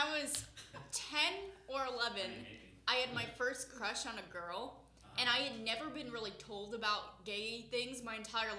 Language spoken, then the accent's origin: English; rural Illinois, United States; I grew up in rural right Illinois.